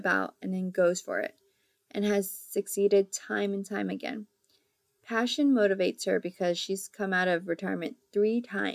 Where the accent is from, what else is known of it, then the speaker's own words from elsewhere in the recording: Seattle, Washington, United States; I grew up in Seattle, Washington